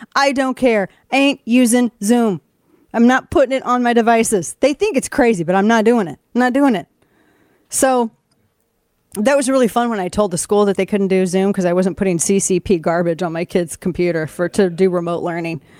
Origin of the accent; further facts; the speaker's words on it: the Ozarks, Missouri, United States; moved away; where I grew up in the Ozarks